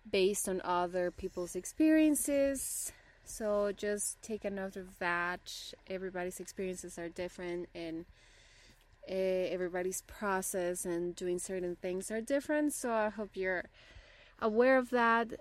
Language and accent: English; Bolivia; first language Spanish; English is a second language; also born or lived in Rocky Mountains, Canada; now in Canada; I'm originally from Bolivia and my first language is Spanish